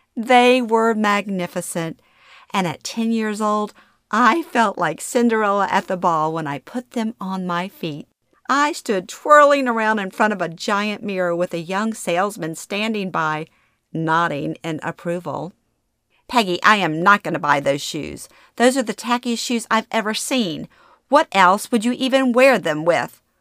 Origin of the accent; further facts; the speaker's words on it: Baton Rouge, Louisiana, United States; moved away as an adult; Growing up in Baton Rouge